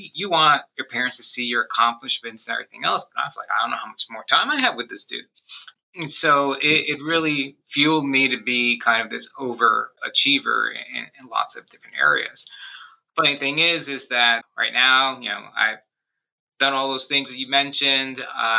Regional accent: New York, United States; also born or lived in Miami / New Jersey; And so I was born in Miami. I was raised in New York and New Jersey. I've lived in 6 different states, 8 different towns, gone to 10 different schools.

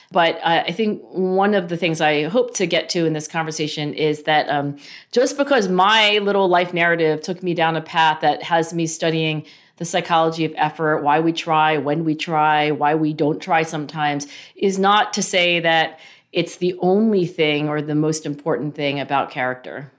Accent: Cherry Hill, New Jersey, United States; I grew up in Cherry Hill, New Jersey

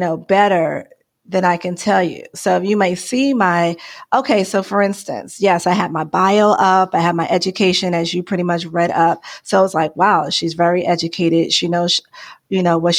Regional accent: New York City, New York, United States; now in Arizona, United States; I'm originally from New York, the Bronx, really, Bronx, New York.

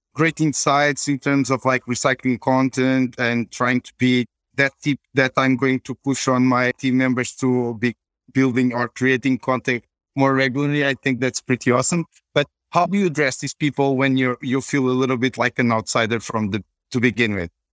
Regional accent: Portugal; I'm from Portugal.

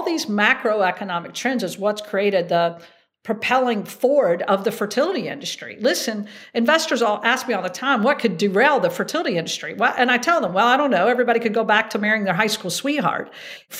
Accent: Hickory, North Carolina, United States; moved away as an adult; also born or lived in Atlanta / Chapel Hill, North Carolina; now in New York, United States; growing up in Hickory, North Carolina

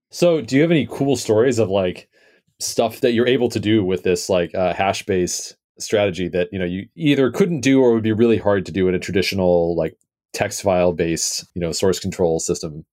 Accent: United States; I am American

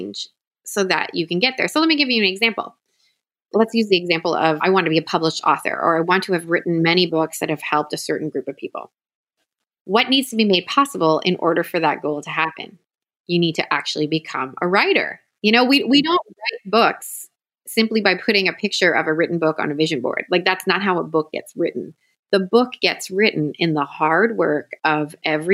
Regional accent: Toronto, Ontario, Canada; moved away as an adult; now in Southwest Florida, United States; I was born and raised in Toronto, Canada

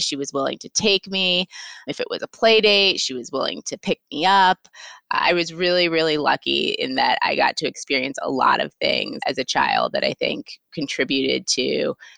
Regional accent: Potomac, Maryland, United States; also born or lived in Atlanta, Georgia / Cambridge, Massachusetts; now in New York, United States; I grew up in Potomac, Maryland, right outside DC, and my mom still lives there now, so I go back often

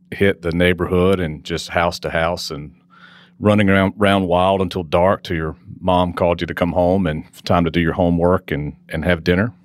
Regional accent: Wilson, North Carolina, United States; I grew up in Wilson, North Carolina.

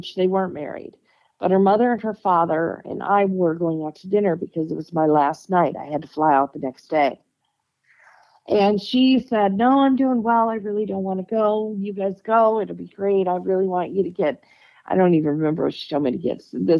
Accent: Michigan, United States; moved away as an adult; also born or lived in Dayton, Ohio; I was in Dayton, Ohio, and I'm from Michigan

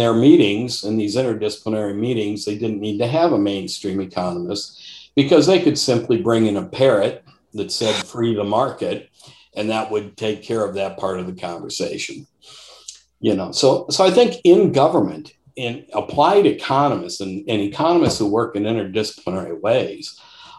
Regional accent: Detroit, Michigan, United States; I grew up in Detroit, in the Detroit metropolitan area, literally Macomb County

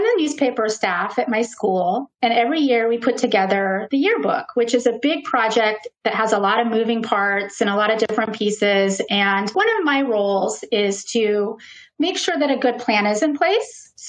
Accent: California, United States; I was born in California and I grew up on the West Coast.

